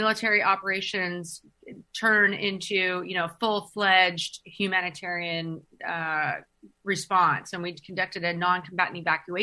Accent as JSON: {"language": "English", "area": "just north of San Francisco", "region": "Northern California", "country": "United States", "tie": "born or raised there", "also_born_or_lived": "Guam / Camp Pendleton", "moved": "as an adult", "said": "I grew up in Northern California, just north of San Francisco"}